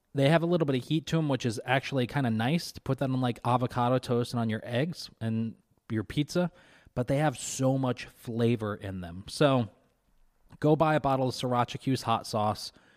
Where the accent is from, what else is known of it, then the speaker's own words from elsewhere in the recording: Kentucky, United States; moved away; I grew up in Kentucky